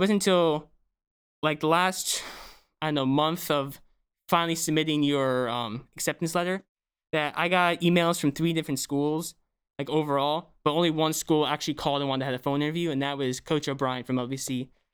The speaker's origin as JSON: {"language": "English", "area": "Bucks County", "region": "Pennsylvania", "country": "United States", "said": "I'm from Brooks County, Pennsylvania"}